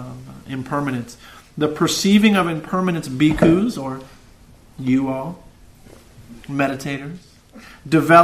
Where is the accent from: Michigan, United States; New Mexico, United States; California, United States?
California, United States; Santa Cruz; I've lived in this town for 44 years. I'm 44 years old. And even though I've traveled the world, I'm from Santa Cruz